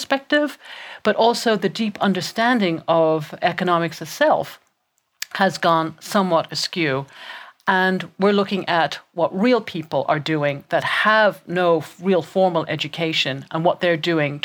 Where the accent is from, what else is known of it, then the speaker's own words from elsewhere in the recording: Ireland; I was raised in Ireland, born and raised in Ireland.